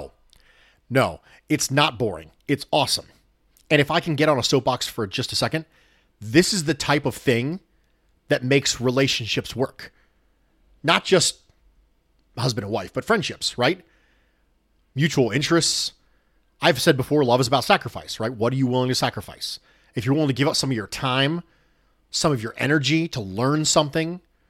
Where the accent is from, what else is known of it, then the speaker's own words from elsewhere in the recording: Dominican Republic; born and raised in the Dominican Republic.